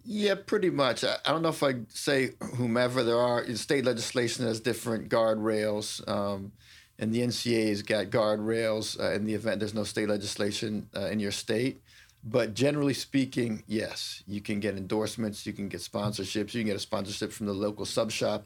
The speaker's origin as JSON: {"language": "English", "town": "Washington", "region": "District of Columbia", "country": "United States", "tie": "born or raised there", "said": "I'm a D C native"}